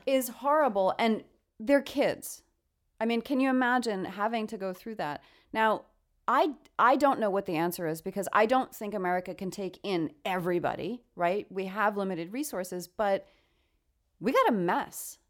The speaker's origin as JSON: {"language": "English", "region": "New York", "country": "United States", "said": "I come from New York"}